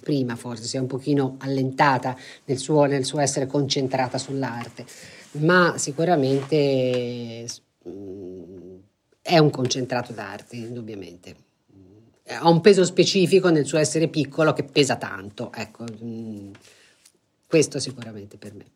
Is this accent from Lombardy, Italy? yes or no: no; Florence, Tuscany, Italy; essendo fiorentina